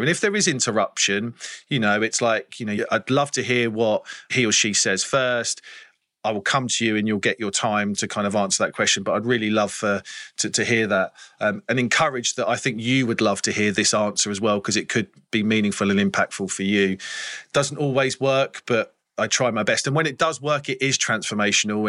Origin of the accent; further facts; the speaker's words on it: England, United Kingdom; as an English person